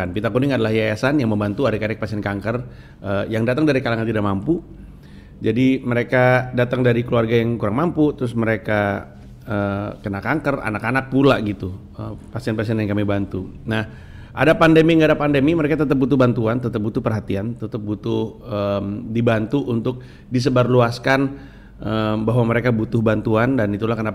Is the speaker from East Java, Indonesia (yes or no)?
yes; Kediri, East Java, Indonesia; also born or lived in Jakarta; orang Cina enggak orang Cina orang Indonesia Kediri saya oh, orang Kediri loh